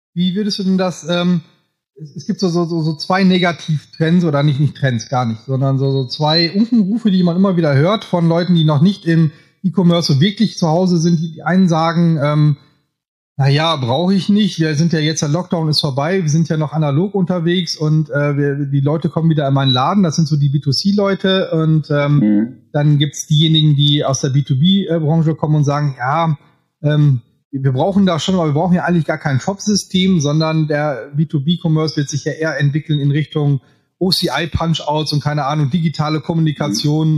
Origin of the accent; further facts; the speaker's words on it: Münsterland, North Rhine-Westphalia, Germany; Also ich komme ja hier auch aus Münsterland, bin nicht so weit weg von dir